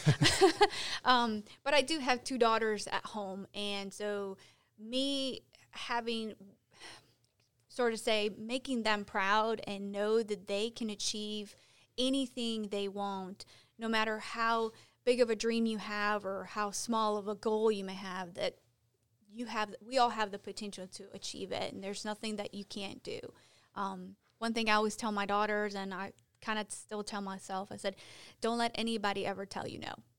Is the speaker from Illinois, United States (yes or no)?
yes; Chicago, Illinois, United States; moved away as an adult; now in Gastonia, United States; I'm from Chicago